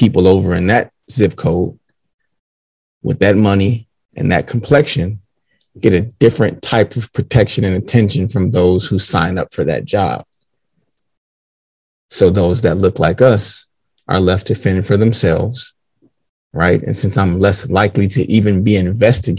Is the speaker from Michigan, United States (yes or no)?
yes; Detroit, Michigan, United States; Seven Mile Road